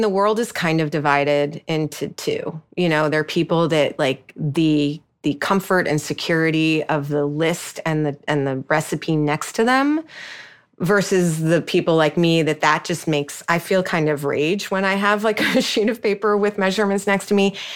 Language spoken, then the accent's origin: English; New York, United States; I'm a New Yorker